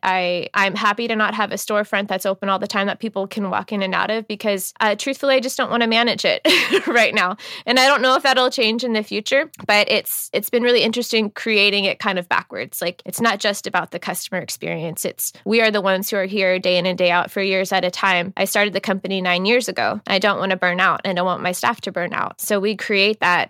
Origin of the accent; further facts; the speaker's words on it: Seattle, Washington, United States; also born or lived in Texas / Florida / Tennessee; I was born down in the South in Texas, and I spent some time living in Texas and Florida, and I went to college in Tennessee. But for the most part, I grew up right here in Seattle